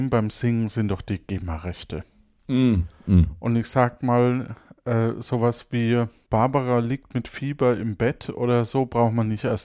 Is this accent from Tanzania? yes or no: yes; Zanzibar, Tanzania; born there; also born or lived in Bombay; ich erblickte am 5. September 1946 im damaligen Sultanat Sansibar das Licht der Welt. 1946. Ja. Also 1946 geboren in Sansibar.